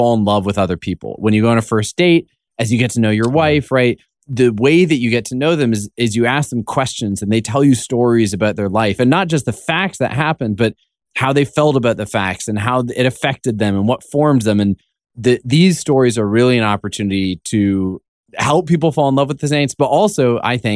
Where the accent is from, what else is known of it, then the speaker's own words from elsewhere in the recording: Canada; I'm Canadian.